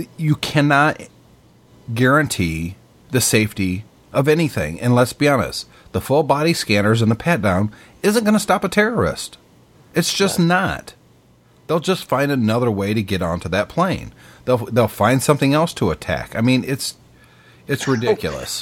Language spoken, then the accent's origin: English; United States; I'm an American